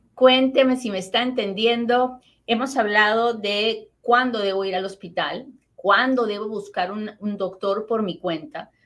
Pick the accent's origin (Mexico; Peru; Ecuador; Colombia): Peru; now in United States; mi familia en Perú